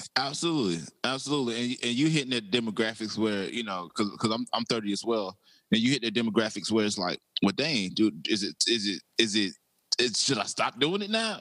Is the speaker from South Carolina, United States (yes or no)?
yes; South Carolina, United States; I'm from South Carolina